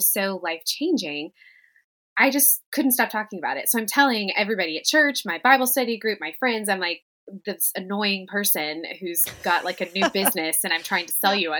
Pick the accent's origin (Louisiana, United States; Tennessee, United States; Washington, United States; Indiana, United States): Tennessee, United States; something we did in the South, particularly where I grew up in Tennessee